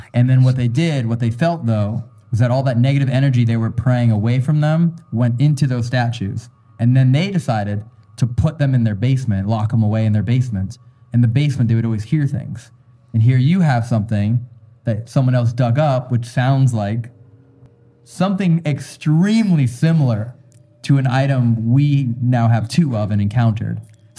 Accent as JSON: {"language": "English", "town": "Nashville", "region": "Tennessee", "country": "United States", "tie": "born there", "said": "Hey, I was born in Nashville, so."}